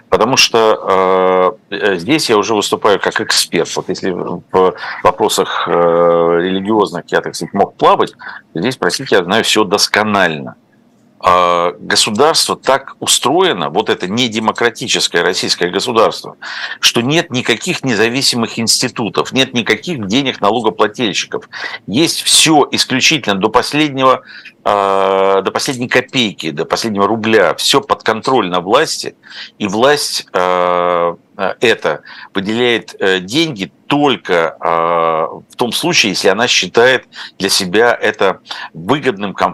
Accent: Ukraine; moved away as an adult; also born or lived in Moscow; я родился и прожил в Украине много лет до того, как поехал в Москву учиться

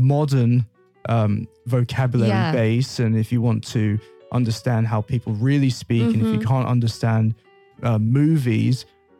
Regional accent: Brazil; first language English; Yeah, so because when I grew up in Brazil as a little kid, I remember knowing The Simpsons in Portuguese.

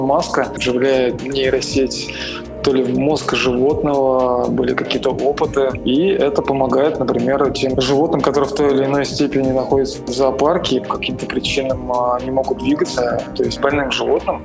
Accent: Samara, Samara Oblast, Russia; в родном городе городе, это город Самара

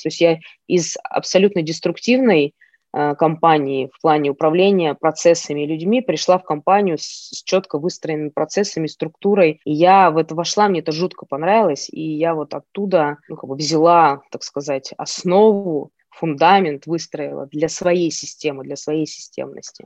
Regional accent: Ust-Kamenogorsk, East Kazakhstan Region, Kazakhstan; moved away as an adult; also born or lived in Moscow, Russia; now in Novosibirsk, Russia; я из Казахстана, с Усть-Каменогорска, с небольшого. маленького городишке.

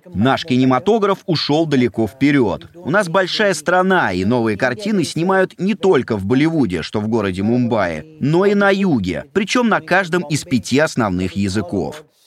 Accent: India; Russian is a second language; moved away as an adult; now in Russia; Я говорю, Индия

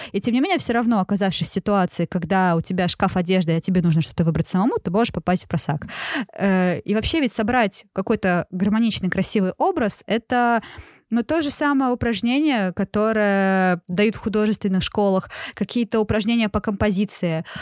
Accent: Sosnovy Bor, Leningrad Oblast, Russia; школьные экскурсии, когда мы приезжали из Соснового Бора, городка

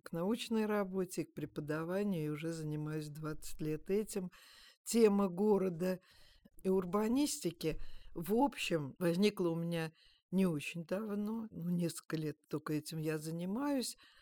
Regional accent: Moscow, Russia; меня, как коренную москвичку

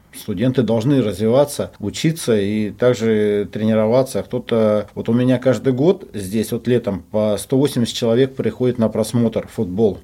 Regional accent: Omsk, Omsk Oblast, Russia; moved away as an adult; also born or lived in Yekaterinburg; now in Rostov-on-Don, Russia; я сам с Омска. Родился в Омске

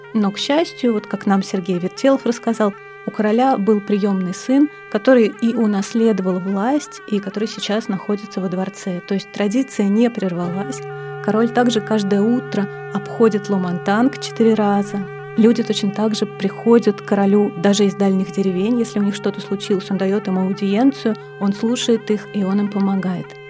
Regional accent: Moscow, Russia; Я выросла в коммуналке на Тверском бульваре

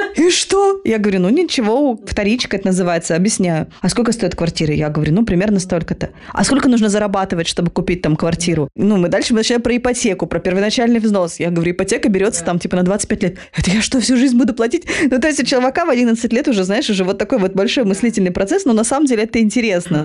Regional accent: Chelyabinsk, Chelyabinsk Oblast, Russia; now in Moscow, Russia; я не с поселка, но я там из, из Челябинска, но тоже из очень простой

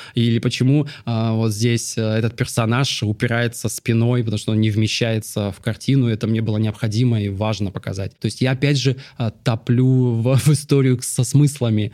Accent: Dzhari, Russian Far East, Russia; now in Moscow, Russia; Я родился на Дальнем Востоке, маленькая нанайская деревня на берегу Амура, Джари

